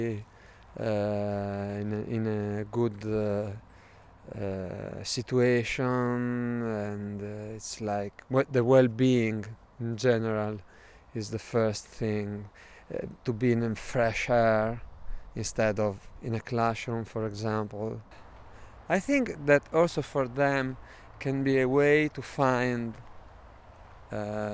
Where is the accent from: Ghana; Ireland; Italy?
Italy; Bologna, Emilia-Romagna; I'm from Bologna, Italy.